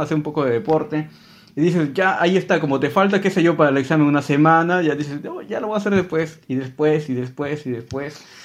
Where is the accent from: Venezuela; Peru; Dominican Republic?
Peru; yo soy peruano